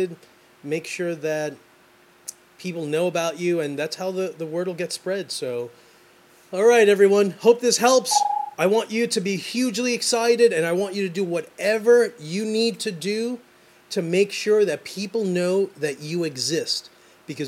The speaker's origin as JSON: {"language": "English", "town": "New York City", "region": "New York", "country": "United States", "said": "I'm from Brooklyn, man. I grew up just abusing everyone."}